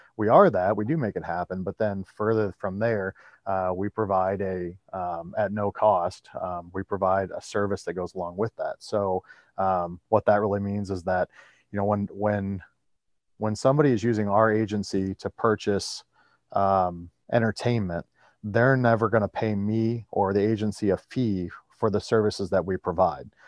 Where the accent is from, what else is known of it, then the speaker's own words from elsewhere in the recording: Iowa, United States; my home state of Iowa